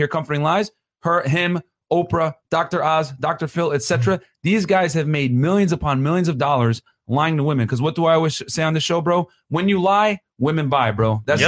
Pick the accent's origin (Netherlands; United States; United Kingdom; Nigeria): Nigeria; I'm Nigerian as well.